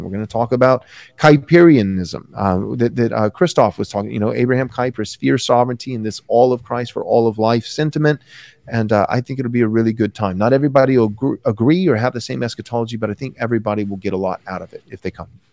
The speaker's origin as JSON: {"language": "English", "country": "United States", "said": "I'm an American"}